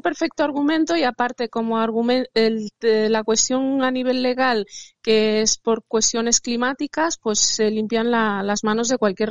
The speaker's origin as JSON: {"language": "Spanish", "country": "Spain", "said": "me considero una española que ama su país"}